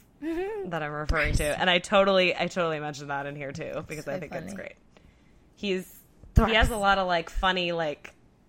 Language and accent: English; California, United States; moved away; I'm from California.